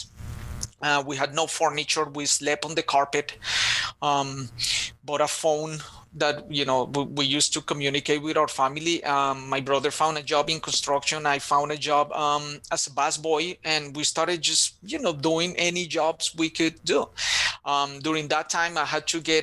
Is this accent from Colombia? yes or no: yes; Bogotá, Colombia; English is a second language; moved away as an adult; now in Charlotte, United States; we grew up in Bogota, Colombia